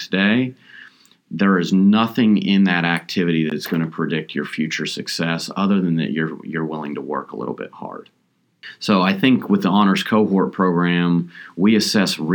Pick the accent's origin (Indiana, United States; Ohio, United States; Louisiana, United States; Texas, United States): Ohio, United States; Appalachian; I'm originally from the Appalachian region of Ohio